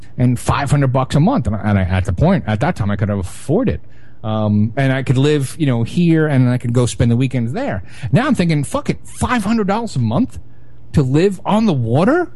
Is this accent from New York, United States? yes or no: yes; New York City, New York, United States; growing up in Brooklyn